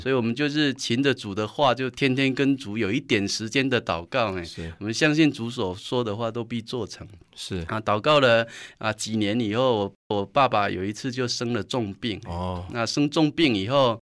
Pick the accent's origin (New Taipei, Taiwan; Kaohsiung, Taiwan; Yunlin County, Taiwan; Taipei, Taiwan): Yunlin County, Taiwan; Sihu; 我是生长在云林县四湖乡的一个海边，在我们那里偶像是比街道还多